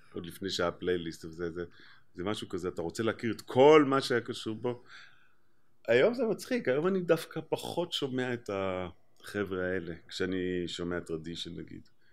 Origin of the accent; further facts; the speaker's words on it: Israel; בתור ישראלי